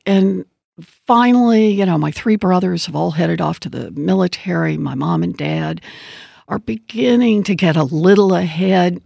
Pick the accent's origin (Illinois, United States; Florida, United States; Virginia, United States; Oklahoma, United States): Oklahoma, United States; I grew up out in Oklahoma and uh, born and raised there.